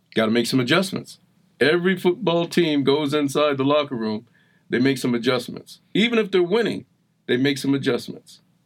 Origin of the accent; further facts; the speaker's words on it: New Jersey, United States; also born or lived in Boston; with kids in South Jersey, right outside of Philadelphia, raised by a, a single woman